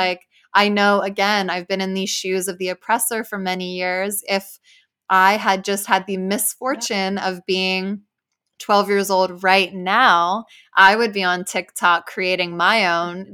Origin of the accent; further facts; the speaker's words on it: New Jersey, United States; I grew up like in Jersey with like a pretty diverse community of people.